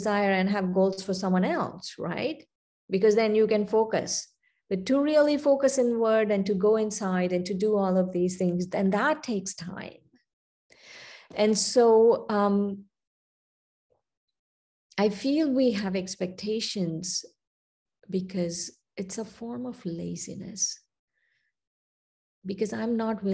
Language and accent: English; India; moved away; I was born and raised in India, then I came here.